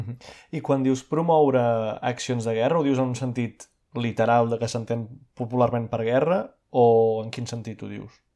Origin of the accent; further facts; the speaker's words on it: Brazil; now in Barcelona, Spain; com a brasiler que, que ho veu des de fora